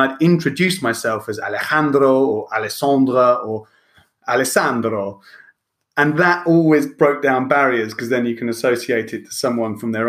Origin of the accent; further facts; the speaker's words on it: England, United Kingdom; being as English as I am and being called … didn't probably wear as well as being … and a bit more Celtic.